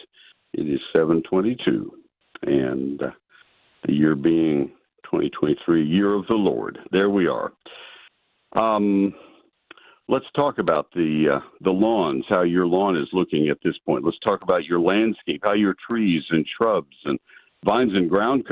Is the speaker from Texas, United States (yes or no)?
yes; Texas, United States; I grew up in Texas